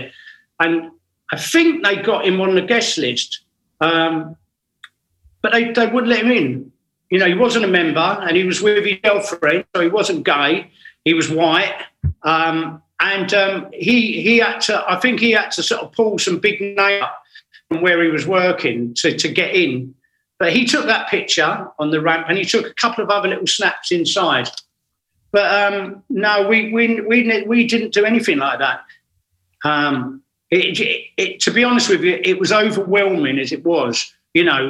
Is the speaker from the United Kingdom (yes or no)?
yes; England, United Kingdom